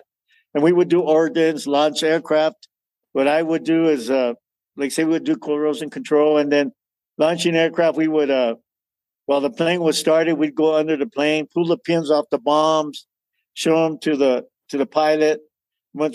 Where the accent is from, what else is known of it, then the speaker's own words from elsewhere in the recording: Gallup, New Mexico, United States; I was born in June of 1954. Grew up here in Gallup, New Mexico